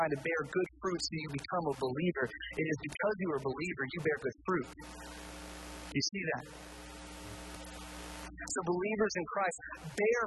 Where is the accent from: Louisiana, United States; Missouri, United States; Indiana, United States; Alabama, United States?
Indiana, United States; now in Kentucky, United States; I'm from Indiana. And being from Indiana